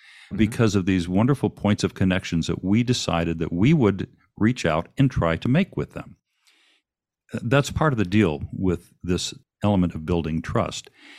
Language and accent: English; Saginaw, Michigan, United States; I went to high school in Saginaw, Michigan, which mm-hmm. is part of the Tri-Cities there.